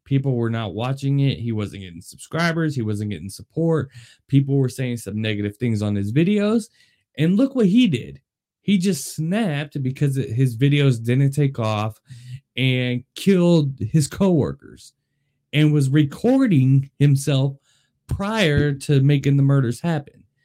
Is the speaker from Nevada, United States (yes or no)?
yes; Las Vegas, Nevada, United States; I am born and raised in Las Vegas